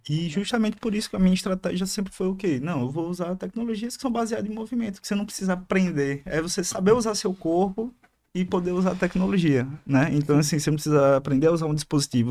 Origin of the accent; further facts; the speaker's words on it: Aracaju, Sergipe, Brazil; Sou de Aracaju